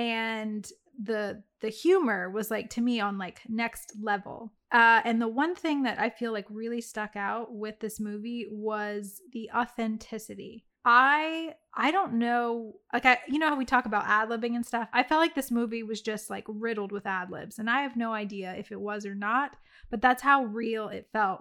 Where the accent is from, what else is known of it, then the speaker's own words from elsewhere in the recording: Louisiana, United States; moved away; also born or lived in the Carolinas; my hometown of, like, Louisiana